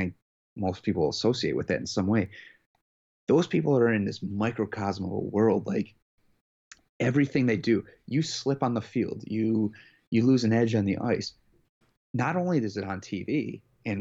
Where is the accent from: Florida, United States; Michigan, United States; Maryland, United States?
Michigan, United States; near Detroit; I was born near Detroit